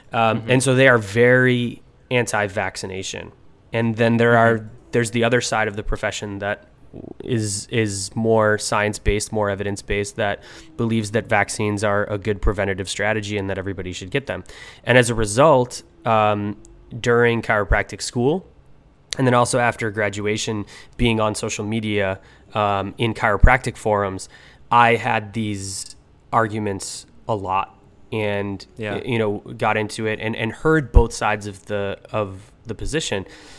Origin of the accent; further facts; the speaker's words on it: Buffalo, New York, United States; I was a chiropractor from Buffalo, New York.